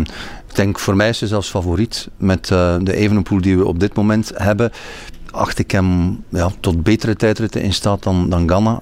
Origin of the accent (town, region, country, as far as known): Belgium